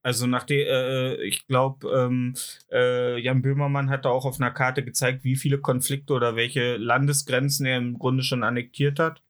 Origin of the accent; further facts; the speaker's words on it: Germany; bei uns in Deutschland